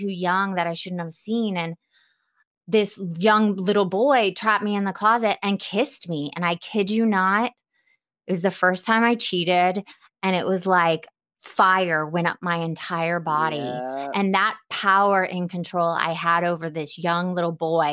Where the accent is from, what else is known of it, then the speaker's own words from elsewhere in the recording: Atlanta, Georgia, United States; I'm from Atlanta